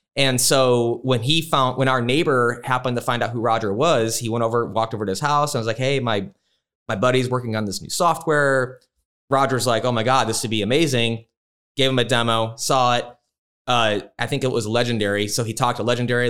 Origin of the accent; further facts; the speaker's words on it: Chicago, Illinois, United States; moved away as an adult; now in Phoenix, United States; I grew up in Chicago, but I moved here twenty years ago